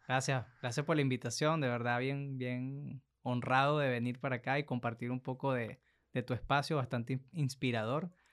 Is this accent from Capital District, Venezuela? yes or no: no; Maiquetía, La Guaira, Venezuela; now in Monterrey, Mexico; yo nací en Venezuela, justamente en Maiquetía, casi ya ahí en la, en la costa de la playa